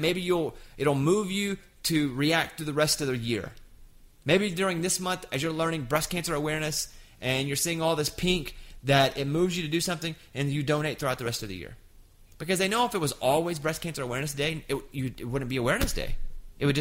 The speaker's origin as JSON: {"language": "English", "region": "Arkansas", "country": "United States", "tie": "born or raised there", "said": "I grew up in Arkansas"}